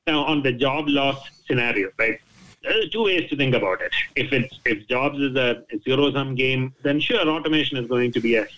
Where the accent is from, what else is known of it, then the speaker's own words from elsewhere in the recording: Thiruvananthapuram, Kerala, India; also born or lived in United Kingdom; now in United States; my hometown, Trivandrum, in the south of India, that I go once or twice a year